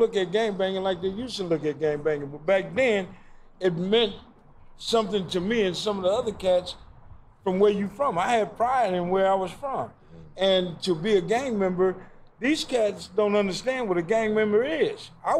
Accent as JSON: {"language": "English", "region": "Mississippi", "country": "United States", "said": "Oh, I ain't from nowhere. I'm from Mississippi."}